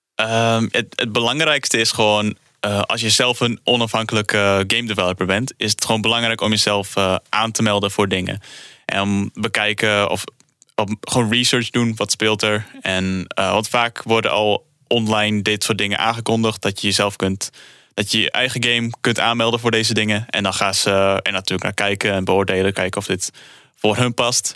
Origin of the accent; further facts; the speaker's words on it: Netherlands; we komen zelf uit Nederland